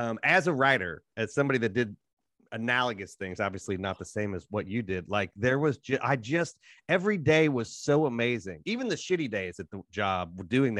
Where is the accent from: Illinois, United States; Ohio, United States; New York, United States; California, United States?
Ohio, United States; I'm from Ohio.